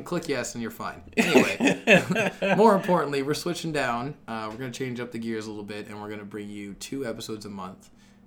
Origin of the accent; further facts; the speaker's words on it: Canada; I'm Canadian